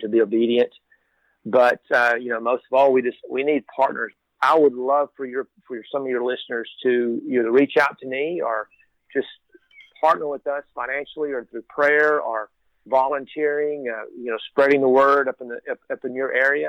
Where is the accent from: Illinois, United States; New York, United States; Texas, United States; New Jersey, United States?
Texas, United States; I am born and raised in Texas.